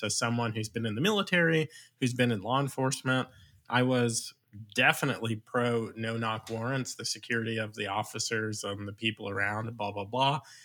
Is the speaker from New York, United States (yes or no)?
yes; Long Island, New York, United States; now in Virginia, United States; I'm actually from Long Island